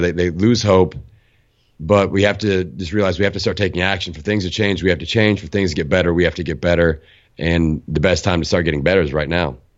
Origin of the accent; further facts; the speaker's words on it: Bloomington, Indiana, United States; my hometown, Bloomington, Indiana